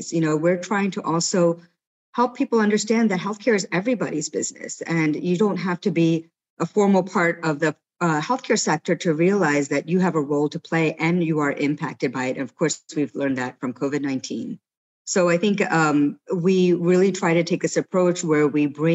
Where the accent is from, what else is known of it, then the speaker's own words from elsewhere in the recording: United States; now in Singapore; I am from the US